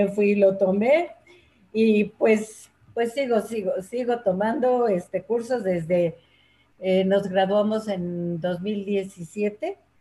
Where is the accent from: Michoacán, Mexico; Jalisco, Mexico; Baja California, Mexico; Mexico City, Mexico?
Mexico City, Mexico; also born or lived in Puebla; nací en Puebla, pero eh, me trajeron al Distrito Federal de un año